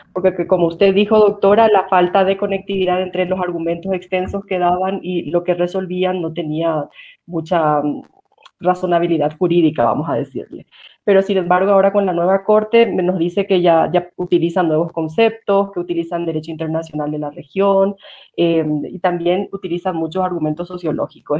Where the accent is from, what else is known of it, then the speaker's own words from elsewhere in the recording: Paraguay; now in Quito, Ecuador; yo soy paraguaya y vivo en Quito